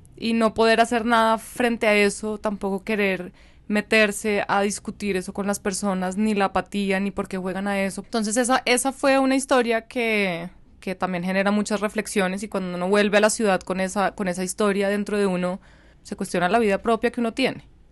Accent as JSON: {"language": "Spanish", "country": "Colombia", "also_born_or_lived": "Germany", "said": "en este que es mi país aunque dijiste que soy colombo alemana, mi corazón está 100% arraigado acá"}